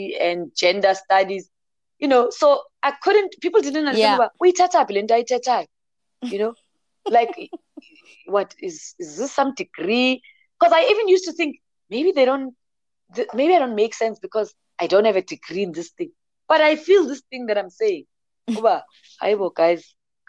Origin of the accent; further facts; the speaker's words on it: Bushbuckridge, Limpopo, South Africa; I'm from Limpopo and Bushbuckridge